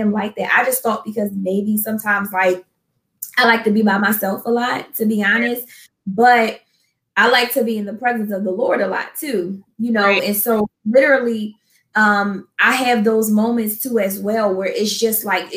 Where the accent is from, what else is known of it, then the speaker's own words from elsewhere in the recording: Philadelphia, Pennsylvania, United States; moved away as an adult; now in New Jersey, United States; I'm originally though from Philadelphia, I've been in New Jersey, I think, for maybe like almost 3 years now